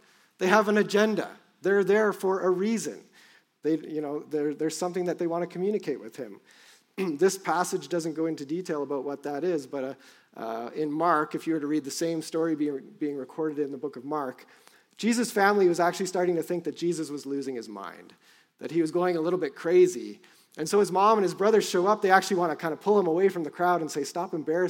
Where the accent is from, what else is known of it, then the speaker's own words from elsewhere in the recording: Cambridge, Ontario, Canada; born there; also born or lived in Vancouver / London, Ontario / Ottawa; So I was born in Cambridge, Ontario, and born to a son of Scottish immigrants who settled in Ontario. And then we moved around a bit as a family. So I lived in Vancouver and then back to London, Ontario, and Ottawa.